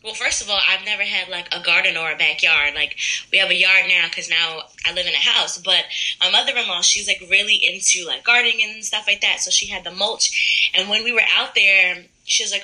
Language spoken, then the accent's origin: English; Middletown, United States; I'm from Middletown originally